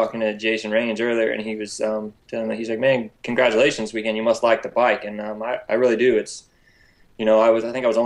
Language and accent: English; Oklahoma City, Oklahoma, United States; I'm from Oklahoma City, born and raised